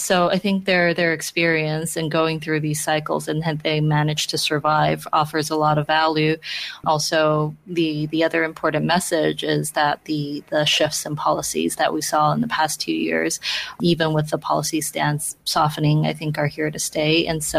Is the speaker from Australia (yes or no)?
no; Beijing, China; moved away as an adult; now in Hong Kong; I grew up in Beijing. I only arrived in Hong Kong about a decade ago to work as a journalist.